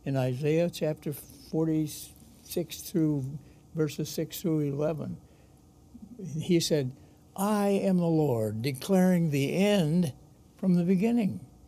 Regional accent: United States; as an American

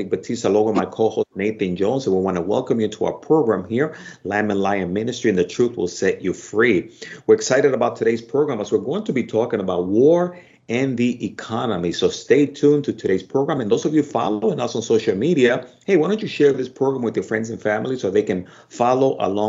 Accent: Dominican Republic; moved away; I'm from the Dominican Republic

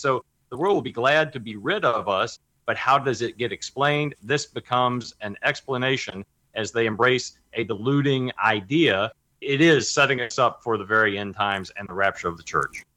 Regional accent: Kentucky, United States; now in Texas, United States; my home state of Kentucky

